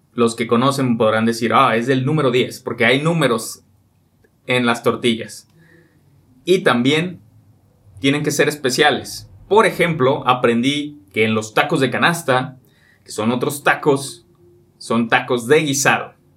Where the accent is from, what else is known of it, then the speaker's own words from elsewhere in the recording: Mexico; los mexicanos